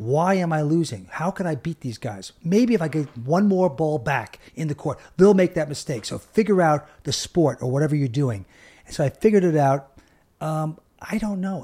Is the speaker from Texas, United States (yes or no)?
no; Long Island, New York, United States; we grew up in Long Island